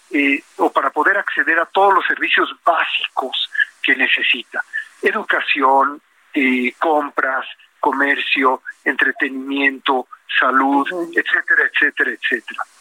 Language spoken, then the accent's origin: Spanish; Mexico; nuestro carácter, con nuestra cultura, con nuestra forma de ser, con nuestra identidad, ¿verdad? Como mexicanos que nos distingue de muchas otras nacionalidades eh, en el mundo entero.